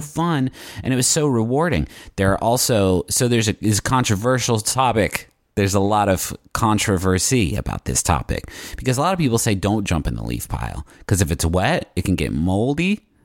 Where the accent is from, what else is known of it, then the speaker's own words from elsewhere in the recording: West Virginia, United States; moved away; growing up in West Virginia, there are trees for days